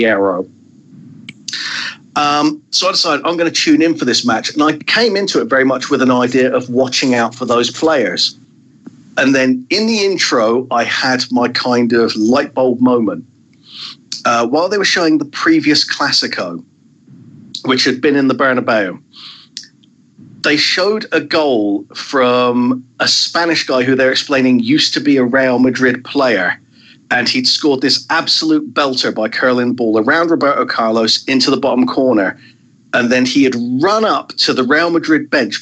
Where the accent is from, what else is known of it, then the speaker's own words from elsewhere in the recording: Southampton, South East England, United Kingdom; my hometown club, Southampton